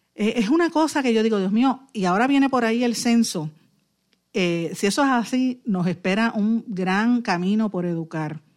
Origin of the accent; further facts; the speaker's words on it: Puerto Rico; nuestra identidad como puertorriqueños y puertorriqueñas